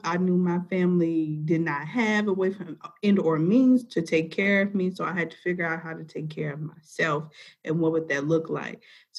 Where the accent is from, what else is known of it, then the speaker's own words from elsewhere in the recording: Memphis, Tennessee, United States; I am from Memphis.